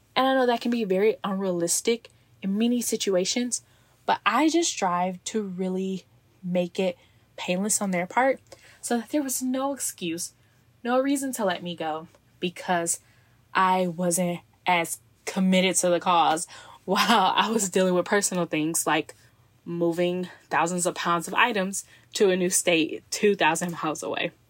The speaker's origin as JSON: {"language": "English", "region": "Texas", "country": "United States", "tie": "born or raised there", "moved": "as an adult", "lives_now": "Seattle, United States", "said": "my office is actually located in my hometown, so when I'm back to visit family and friends"}